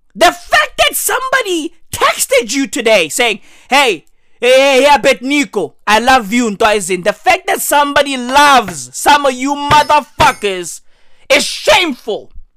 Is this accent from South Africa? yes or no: yes; South Africa; I'm from South Africa, yeah. Hey, we are the Rainbow Nation.